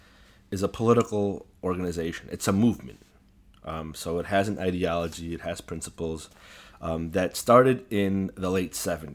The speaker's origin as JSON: {"language": "English", "town": "Chicago", "region": "Illinois", "country": "United States", "tie": "born or raised there", "said": "Actually, I was always within a community, within an Assyrian community. So I've never not been around Assyrians. You know, in the neighborhood I grew up"}